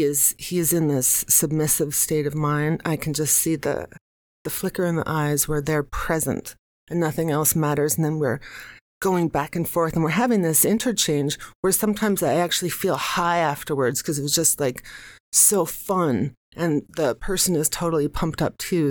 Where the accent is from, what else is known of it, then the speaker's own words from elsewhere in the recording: United States; now in New York City, United States; I'm American